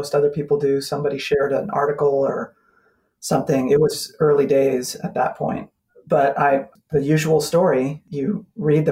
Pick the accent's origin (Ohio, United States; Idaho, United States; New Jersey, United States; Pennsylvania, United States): Idaho, United States; now in Spokane, United States; I grew up in Idaho